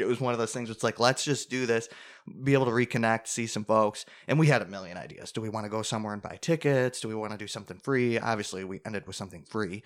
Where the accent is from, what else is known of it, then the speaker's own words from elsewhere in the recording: Clarence, New York, United States; the town where we are from